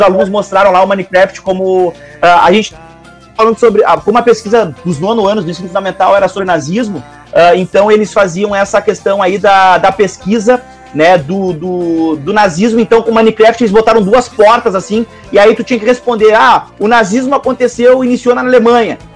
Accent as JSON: {"language": "Portuguese", "town": "Porto Alegre", "region": "Rio Grande do Sul", "country": "Brazil", "also_born_or_lived": "Caxias do Sul", "said": "eu sou de Porto Alegre, eu morava em Caxias do Sul na época, eu tinha 15 para 16 anos"}